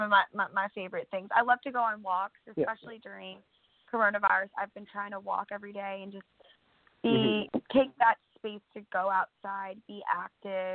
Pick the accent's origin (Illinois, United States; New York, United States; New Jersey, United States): Illinois, United States; near Chicago; I'm born and raised in Illinois, right near Chicago, north of the city on Lake Michigan.